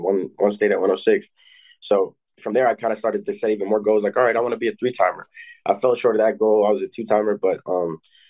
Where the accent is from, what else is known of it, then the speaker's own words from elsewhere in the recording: Illinois, United States; I'm from Illinois, which is a really tough state.